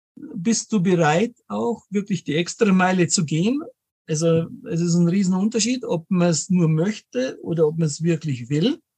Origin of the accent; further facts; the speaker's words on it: Munich, Bavaria, Germany; also born or lived in Bad Homburg; lebe in München, bin gebürtiger Münchner auch